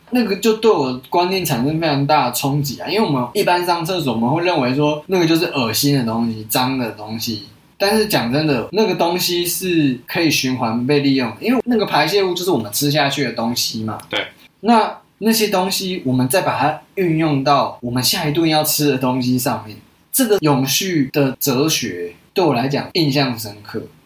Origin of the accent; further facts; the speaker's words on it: Taiwan; 在台湾的时候就是一个在都市长大的大学生啊。我老家是务农没有错